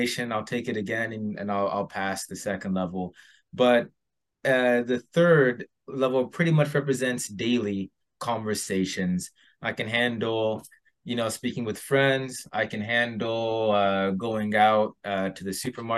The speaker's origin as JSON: {"language": "English", "town": "San Diego", "region": "California", "country": "United States", "said": "I'm from California, San Diego, and I went through the public school system"}